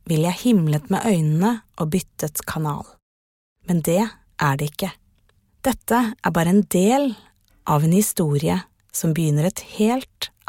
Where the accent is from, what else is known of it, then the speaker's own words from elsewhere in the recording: Afghanistan; now in Norway; Eh siden krigen i mitt hjemland Afghanistan.